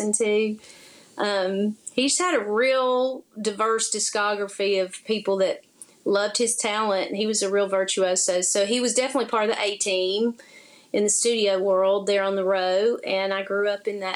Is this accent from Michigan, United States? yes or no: no; Nashville, Tennessee, United States; moved away as an adult; also born or lived in Los Angeles; now in Florida Panhandle, United States; Nashville's awesome. I love my hometown